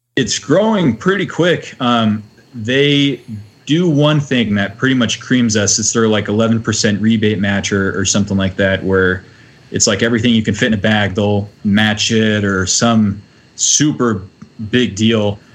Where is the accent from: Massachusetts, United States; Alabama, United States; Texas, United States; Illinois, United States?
Texas, United States; now in Minnesota, United States; moving from Texas to Minnesota